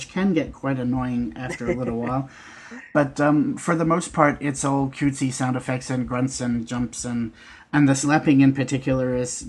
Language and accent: English; Australia; Being Australian